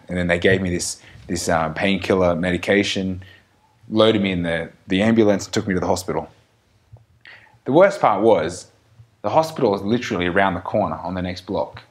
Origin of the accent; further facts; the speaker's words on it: Australia; we're still Australian